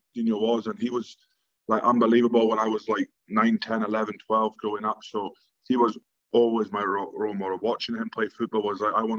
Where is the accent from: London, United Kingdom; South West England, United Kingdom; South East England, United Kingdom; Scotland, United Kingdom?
Scotland, United Kingdom; Invergordon; I was born in the Highlands in Invergordon. I've born and bred here, still living here as of today.